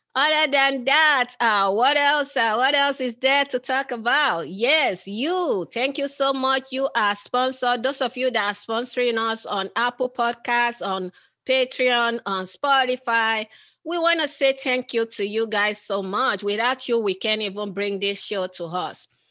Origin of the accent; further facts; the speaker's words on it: Nigeria; I'm from originally from Nigeria